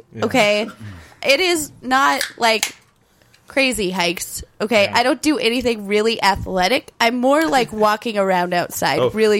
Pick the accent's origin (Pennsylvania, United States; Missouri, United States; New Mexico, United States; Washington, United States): New Mexico, United States; Albuquerque; I'm from Albuquerque